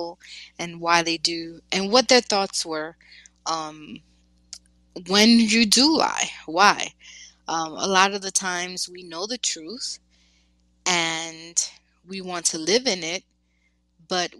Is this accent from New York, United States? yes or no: yes; New York, United States; I am from New York